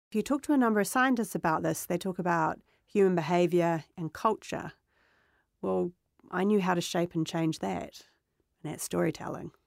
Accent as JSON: {"language": "English", "town": "Otahuhu", "region": "Auckland", "country": "New Zealand", "tie": "born or raised there", "said": "I grew up in New Zealand"}